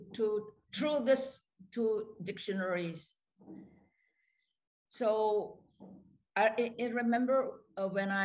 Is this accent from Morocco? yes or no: no; Singapore; English is a second language; moved away as an adult; now in Sweden; I'm a Singaporean, and I've lived in Sweden for 40 years. So before that, I attended a Chinese school